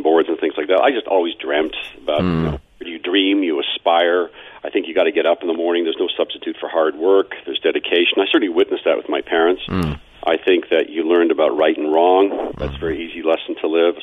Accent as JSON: {"language": "English", "town": "Toronto", "region": "Ontario", "country": "Canada", "tie": "born or raised there", "said": "I was born in Toronto, as I said earlier, product of two immigrants. Tough neighborhood in Toronto, moved out to the burbs"}